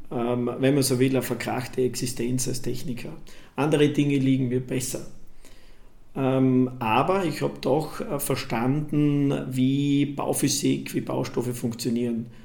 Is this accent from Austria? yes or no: yes; Graz, Styria, Austria; Da war in meiner Heimatstadt Graz ein zweigeschossiger Holzbau nicht erlaubt.